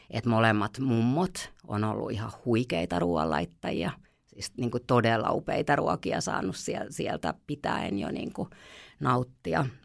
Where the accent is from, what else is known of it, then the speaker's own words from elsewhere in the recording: Helsinki, Uusimaa, Finland; moved away as an adult; now in Hanko, Finland; mehän ollaan Helsingistä kotoisia